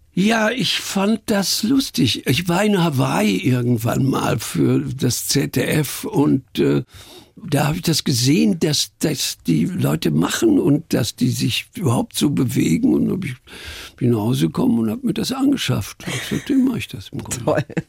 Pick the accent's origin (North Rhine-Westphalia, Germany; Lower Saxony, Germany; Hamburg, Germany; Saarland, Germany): North Rhine-Westphalia, Germany; Iserlohn; moved away; also born or lived in Munich; Ich stamme aus Iserlohn im Sauerland.